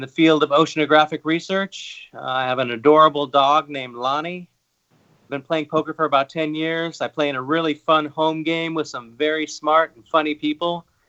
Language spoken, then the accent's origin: English; Los Angeles, California, United States; moved away as an adult; now in Hawaii, United States; I'm originally from Los Angeles. I've been living in Hawaii